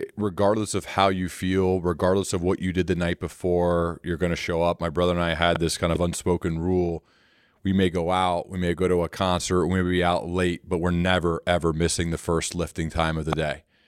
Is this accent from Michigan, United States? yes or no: no; Ohio, United States; I'm from Ohio